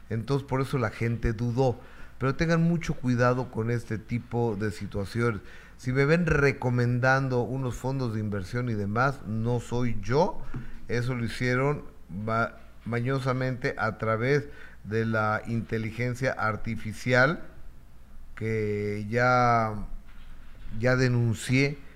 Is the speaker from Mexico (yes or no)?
yes; Mexico; yo no quiero el tren Maya y soy mexicana, no todos estamos de acuerdo.